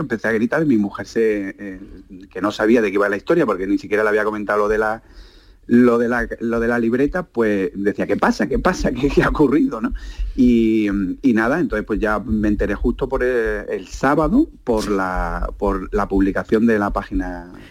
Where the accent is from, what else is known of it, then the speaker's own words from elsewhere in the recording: Málaga, Andalusia, Spain; yo soy de Málaga y estaba trabajando en Sevilla